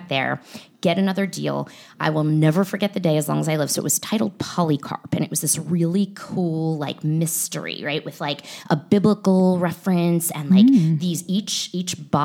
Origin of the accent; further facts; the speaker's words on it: United States; moved away as an adult; also born or lived in New York; I'm from Philly, Jersey